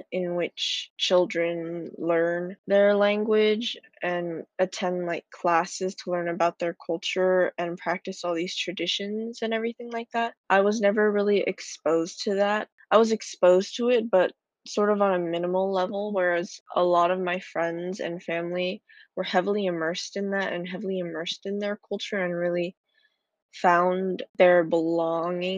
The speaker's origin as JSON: {"language": "English", "country": "United States", "tie": "born or raised there", "said": "I was born in the U.S."}